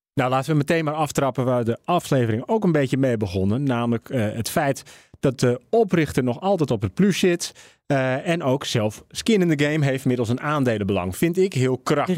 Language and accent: Dutch; Netherlands; we als Nederlanders